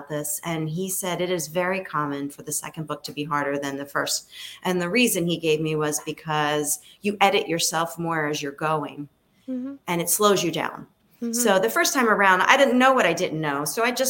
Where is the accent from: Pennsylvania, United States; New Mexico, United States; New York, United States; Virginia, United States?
Pennsylvania, United States; Philadelphia; I was growing up in Philadelphia